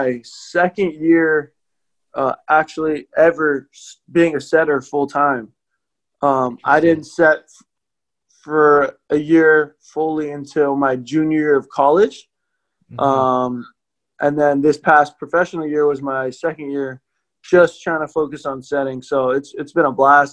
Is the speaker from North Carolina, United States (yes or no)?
no; Hawaii, United States; I grew up in Hawaii